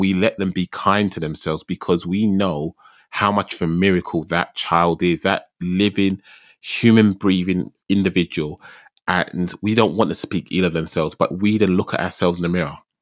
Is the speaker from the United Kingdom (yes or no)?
yes; United Kingdom; I'm terribly British.